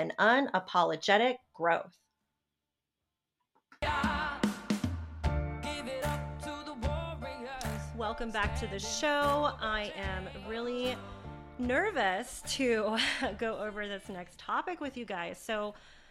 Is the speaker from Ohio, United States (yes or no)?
no; Charlotte, North Carolina, United States; I was born and raised in Charlotte, North Carolina